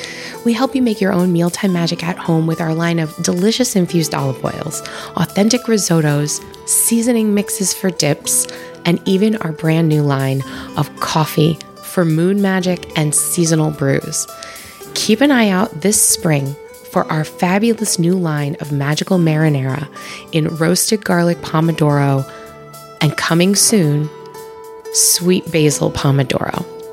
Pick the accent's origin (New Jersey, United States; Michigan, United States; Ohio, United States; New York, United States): New York, United States; We must have met somewhere. I mean, we grew up in New York at the same time.